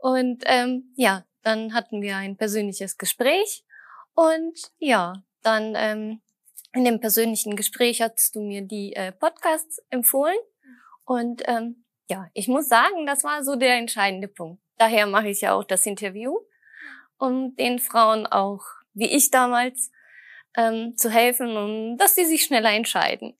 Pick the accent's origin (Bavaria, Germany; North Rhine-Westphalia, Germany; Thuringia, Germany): North Rhine-Westphalia, Germany; Düsseldorf; Ich komme aus Düsseldorf